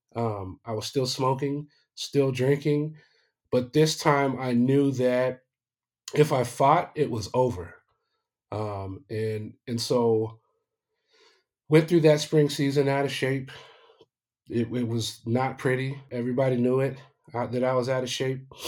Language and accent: English; Aurora, Colorado, United States; moved away as an adult; also born or lived in Arizona; I was born and raised in Aurora, Colorado.